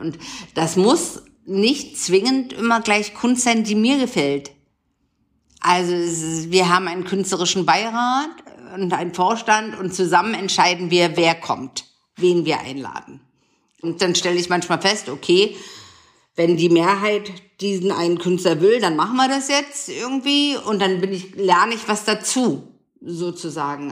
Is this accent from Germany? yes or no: yes; Potsdam, Brandenburg, Germany; born or raised there; moved away; also born or lived in Dresden